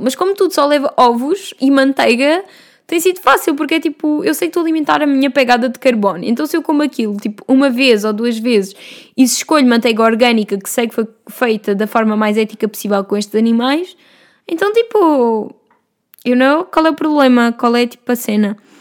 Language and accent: Portuguese; Vila Franca de Xira, Lisbon, Portugal; eu venho de Vila Franca de Xira, lá ao lado de Castanheira do Ribatejo